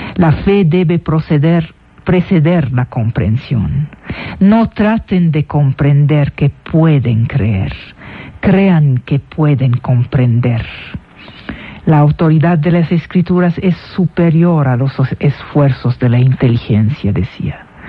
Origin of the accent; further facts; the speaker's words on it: Damascus, Damascus Governorate, Syria; now in Mexico; yo nací en Damasco. Es decir, mi origen es sirio. Pero ya llevo de mexicana 12 años oficiales y 20 años en el país.